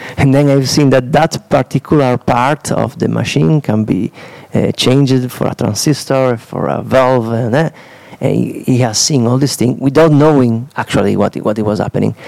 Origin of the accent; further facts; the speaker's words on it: Udine, Friuli-Venezia Giulia, Italy; English is a second language; I'm from Udine, an artist of Italy